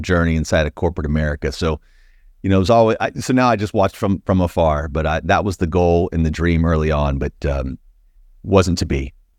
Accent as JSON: {"language": "English", "town": "Plant City", "region": "Florida", "country": "United States", "tie": "born or raised there", "said": "I grew up in a small, small town called Plant City, Florida"}